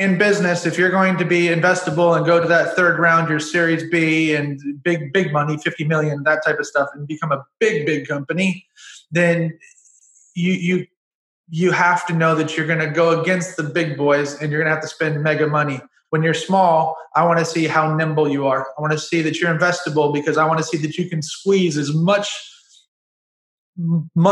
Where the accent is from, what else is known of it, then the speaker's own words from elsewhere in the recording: United States; I'm an American citizen